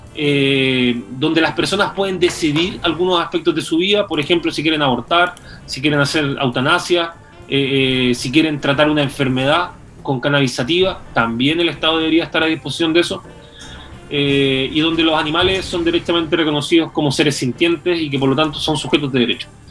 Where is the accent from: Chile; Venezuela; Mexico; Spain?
Chile; Talcahuano, Biobío; also born or lived in Concepción; yo vengo de una población de Talcahuano